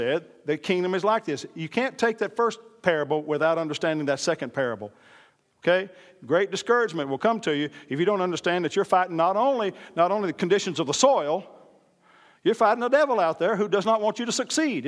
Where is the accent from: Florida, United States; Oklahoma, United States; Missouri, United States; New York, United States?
Oklahoma, United States; I'm part American Indian, born and raised in Oklahoma